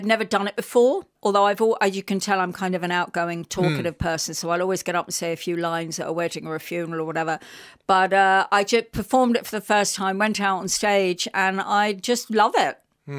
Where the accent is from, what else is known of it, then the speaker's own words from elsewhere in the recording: London, United Kingdom; accent: English; moved away as an adult; also born or lived in Scotland; now in Ireland; I'm London Irish because I grew up as Irish in London.